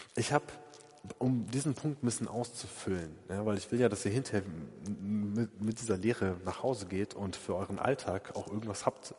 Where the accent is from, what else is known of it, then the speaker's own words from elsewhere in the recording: Essen, North Rhine-Westphalia, Germany; in Essen an einem See, also da, da komme ich her, ja, ähm, aus der Gegend